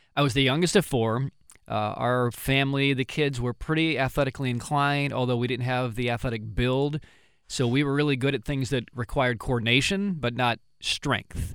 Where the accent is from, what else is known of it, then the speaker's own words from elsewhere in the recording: Pontiac, Illinois, United States; moved away; my hometown